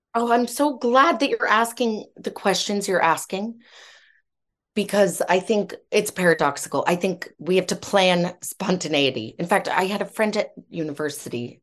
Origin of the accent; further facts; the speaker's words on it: United States; now in United Kingdom; I'm American by background, but I've lived here for a long time